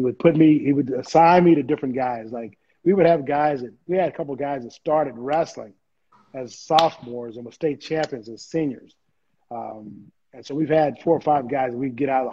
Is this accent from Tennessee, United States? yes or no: no; Oklahoma, United States; also born or lived in Texas; growing up in Oklahoma, and I would always go down to Stillwater and watch Oklahoma